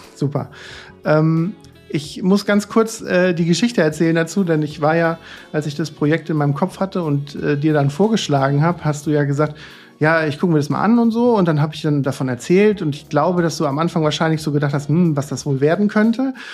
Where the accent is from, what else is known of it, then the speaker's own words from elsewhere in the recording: northern Odenwald, Hesse, Germany; ich komme ja aus dem Weinanbaugebiet äh, äh, nördlicher Odenwald